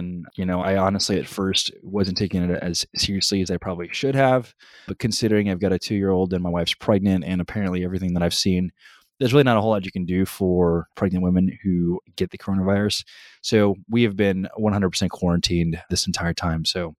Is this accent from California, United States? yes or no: no; College Station, Texas, United States; For those of you who don't know, I grew up in College Station, but I actually never went to the university.